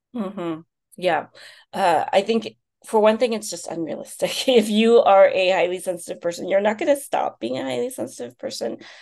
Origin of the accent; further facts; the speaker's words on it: United States; also born or lived in China; I'm Chinese American, but China was still very much a foreign country for me